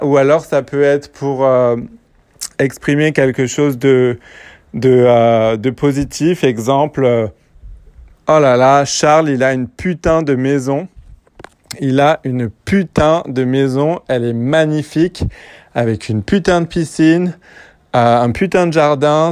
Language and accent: French; France; je suis français